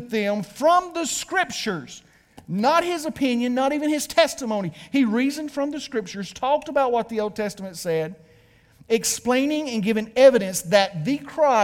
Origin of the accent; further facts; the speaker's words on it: Georgia, United States; Because I'm from Georgia